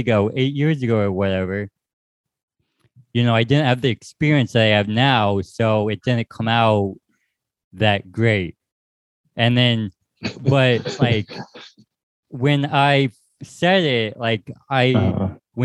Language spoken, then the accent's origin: English; Tucson, Arizona, United States; moved away as an adult; also born or lived in Las Vegas; now in Phoenix, United States; I'm from Tucson